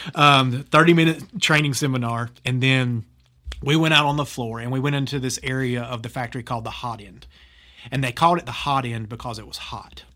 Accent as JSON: {"language": "English", "town": "Laurinburg", "region": "North Carolina", "country": "United States", "tie": "born or raised there", "said": "at a glass plant in my hometown of Laurinburg, North Carolina"}